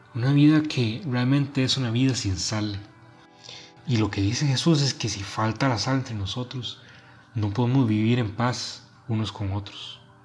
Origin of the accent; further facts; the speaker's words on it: Costa Rica; now in Monterrey, Mexico; soy originario de Costa Rica y viviendo ahora en Monterrey